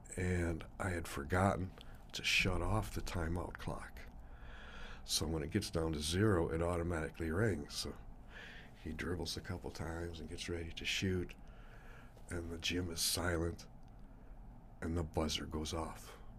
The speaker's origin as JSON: {"language": "English", "town": "Sioux Falls", "region": "South Dakota", "country": "United States", "tie": "born or raised there", "said": "I grew up right near Twentieth and Waltz and Sioux Falls"}